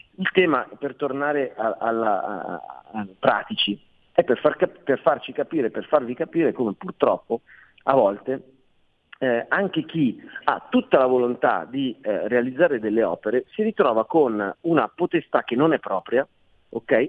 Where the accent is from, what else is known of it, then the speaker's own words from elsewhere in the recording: Milan, Lombardy, Italy; non sono veneziano, sono milanese